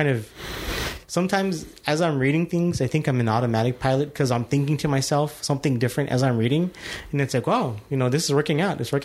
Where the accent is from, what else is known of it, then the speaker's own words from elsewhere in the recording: El Paso, Texas, United States; now in San Antonio, United States; I am from El Paso, Texas